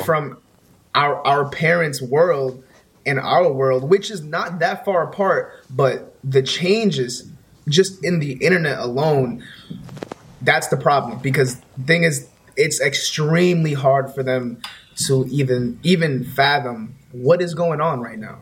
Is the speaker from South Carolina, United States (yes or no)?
no; New York City, New York, United States; I'm from New York, Bronx, New York.